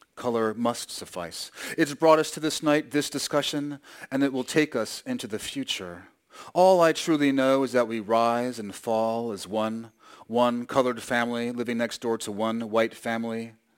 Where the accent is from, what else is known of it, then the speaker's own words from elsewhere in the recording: New York, United States; I grew up in New York